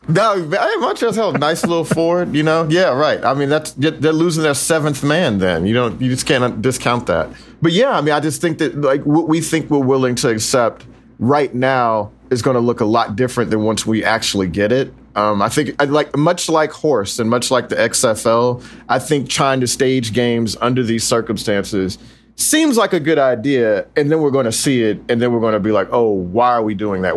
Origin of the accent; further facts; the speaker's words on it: Texas, United States; moved away; I'm from Texas